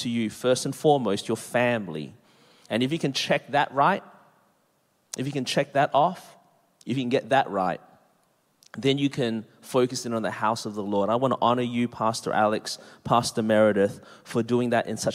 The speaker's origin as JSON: {"language": "English", "town": "Melbourne", "region": "Victoria", "country": "Australia", "tie": "born or raised there", "moved": "yes", "lives_now": "Anderson, South Carolina, United States", "said": "born and raised in Melbourne, Australia. That's the reason my voice is this way"}